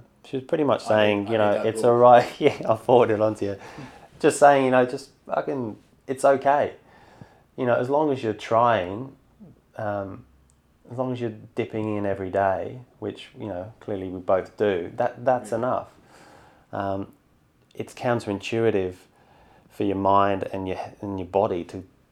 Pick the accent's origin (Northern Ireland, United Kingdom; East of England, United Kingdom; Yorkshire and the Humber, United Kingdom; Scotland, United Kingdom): East of England, United Kingdom; Bedford; moved away as an adult; also born or lived in London; now in Sydney, Australia; So grew up in London till about five and then moved to a place called Bedford, which is just north of London. So pretty much until the day I flew here, give or take a few years at uni, I lived in a pub